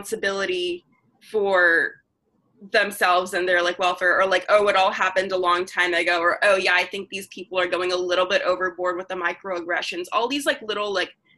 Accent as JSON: {"language": "English", "region": "the South", "country": "United States", "tie": "born or raised there", "said": "Growing up in the South"}